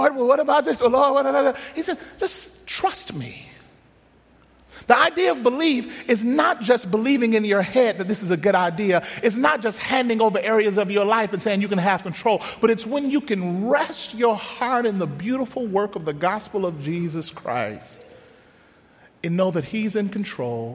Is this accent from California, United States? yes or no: no; Mississippi, United States; moved away; Growing up in Mississippi, my grandfather was a pastor.